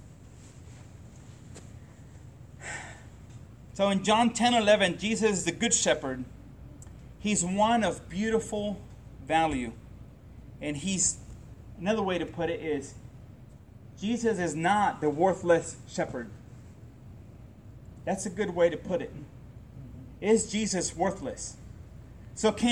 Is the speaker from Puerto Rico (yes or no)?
yes; Puerto Rico; I grew up in Puerto Rico